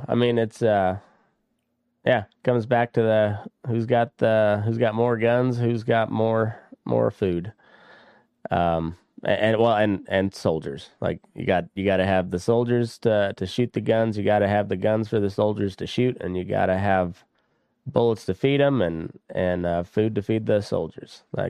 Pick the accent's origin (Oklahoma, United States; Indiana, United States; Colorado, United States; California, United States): Colorado, United States; Walsh; Southeast Colorado, Walsh, Colorado.